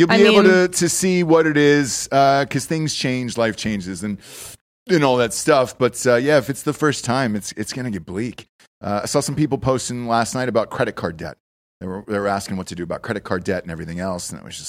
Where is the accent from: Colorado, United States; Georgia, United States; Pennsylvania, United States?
Georgia, United States; Atlanta; Because for me, I grew up in Atlanta. It changed a lot, and it reminded me of Austin, to be honest with you.